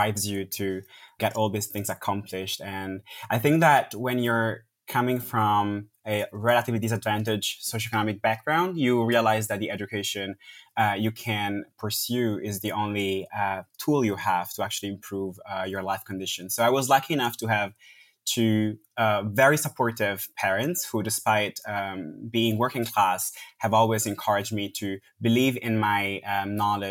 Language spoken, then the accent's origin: English; Milan, Lombardy, Italy; moved away as an adult; now in London, United Kingdom; I was born in Milan, yes. And I spent most of my life, just before going to grad school, I moved to London, but I spent most of my life in Milan.